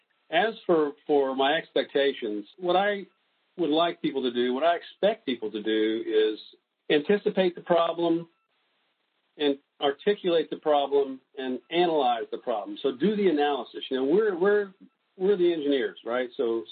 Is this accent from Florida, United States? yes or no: yes; Florida, United States; also born or lived in various places; I would say I grew up in North Florida, mostly in the Florida Panhandle. Lived there for over 40 years, and so I think of myself as a Floridian.